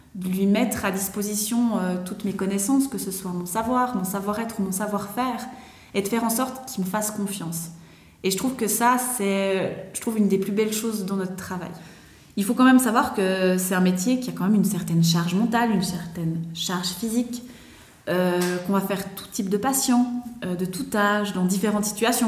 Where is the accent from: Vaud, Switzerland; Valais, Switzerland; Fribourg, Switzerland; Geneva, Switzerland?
Vaud, Switzerland; also born or lived in London; je viens de la région du Gros-de-Vaud